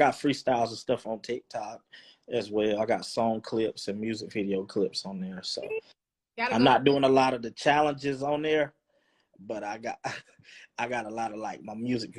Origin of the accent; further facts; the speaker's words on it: the South, United States; accent: countryness; me being from the South, and I got that, you know, that little countryness to me.